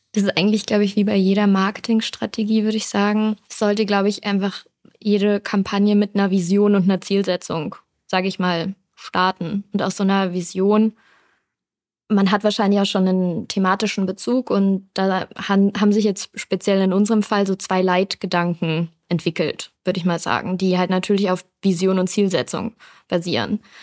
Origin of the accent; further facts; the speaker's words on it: Düsseldorf, North Rhine-Westphalia, Germany; ich bin ein Düsseldorfer Kind, ich komme aus NRW